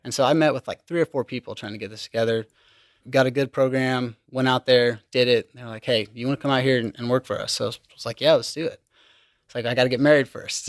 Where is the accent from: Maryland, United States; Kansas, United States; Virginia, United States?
Kansas, United States; Liberal; moved away; I'm from Southwest Kansas, liberal Kansas